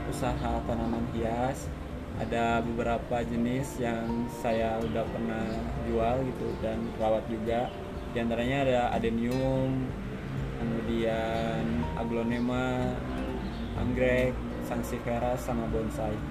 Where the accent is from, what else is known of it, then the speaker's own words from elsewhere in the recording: Tasikmalaya, West Java, Indonesia; asal saya dari Tasikmalaya